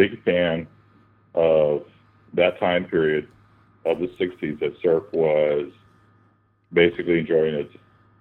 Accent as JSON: {"language": "English", "town": "San Antonio", "region": "Texas", "country": "United States", "tie": "born or raised there", "said": "I'm a South Texas boy born and raised in San Antonio, Texas"}